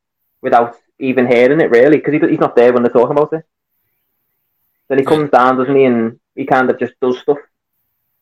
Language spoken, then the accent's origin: English; Liverpool, North West England, United Kingdom; accent: Scouse; I'm a Scouser. I'm from Liverpool.